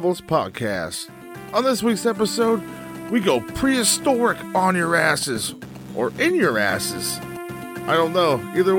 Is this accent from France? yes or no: no; Canada; Because I'm Canadian, right?